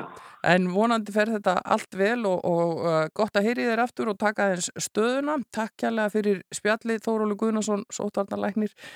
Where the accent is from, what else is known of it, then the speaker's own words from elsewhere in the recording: Iceland; við Íslendingar